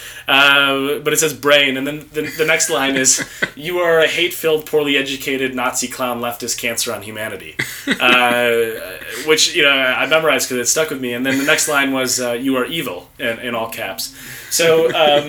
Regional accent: Golden Valley, Minnesota, United States; moved away as an adult; also born or lived in Oxford, United Kingdom; now in United Kingdom; I'm originally from Golden Valley, Minnesota, born and raised

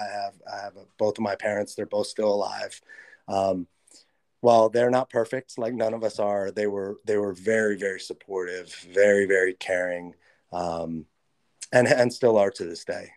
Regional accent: Los Angeles, California, United States; I grew up in Los Angeles.

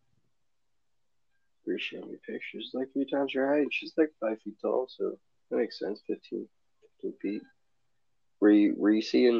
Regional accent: Southern California, United States; moved away; I was born and raised in Southern California and not Big Bear, okay?

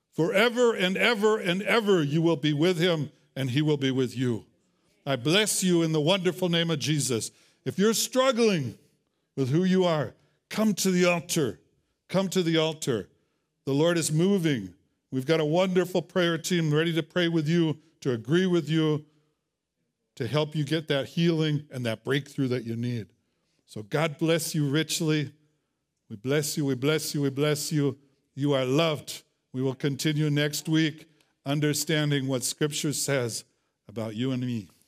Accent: Wisconsin, United States; now in Tucson, United States; I'm from Wisconsin

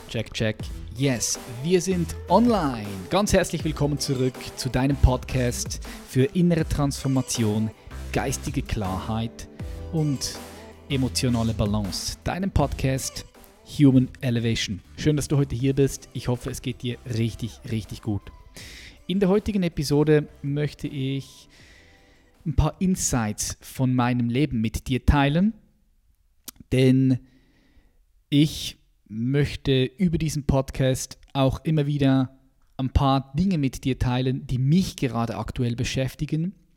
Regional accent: Switzerland; als Schweizer, weil ich die verschiedenen Sprachen miteinander vermischt habe. Ich bin aufgewachsen in einem Viertel, äh, wo sehr viele ausländische ähm, Männer und Frauen hier waren in der, in der Schweiz

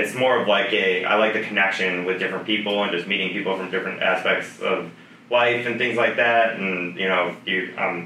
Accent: Chicago, Illinois, United States; moved away as an adult; I grew up in Chicago my whole life

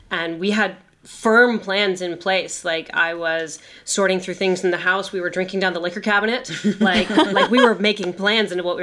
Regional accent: United States; moved away; Yeah, I'm yeah. American.

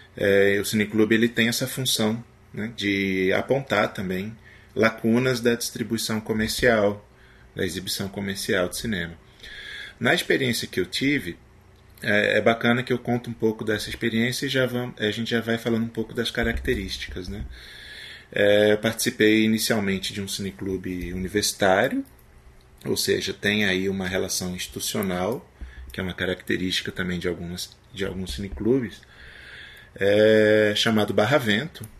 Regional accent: Paraná, Brazil; moved away as an adult; also born or lived in Recife, Pernambuco; eu sou paranaense

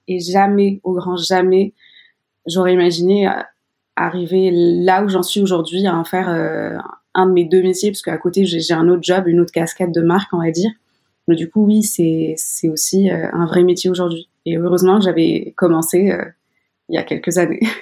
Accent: Morocco; j'ai grandi au Maroc

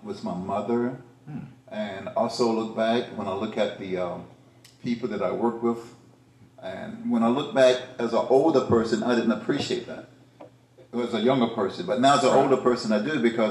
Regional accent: the South, United States; I was raised in the South

